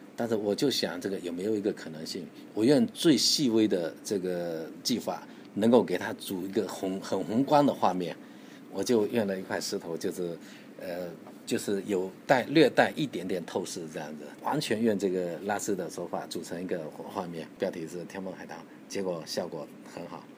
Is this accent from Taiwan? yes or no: no; China; 我们中国人